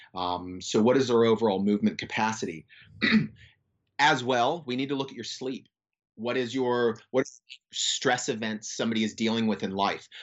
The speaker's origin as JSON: {"language": "English", "region": "Florida", "country": "United States", "tie": "born or raised there", "moved": "as an adult", "lives_now": "Western Australia, Australia", "said": "I grew up in Florida"}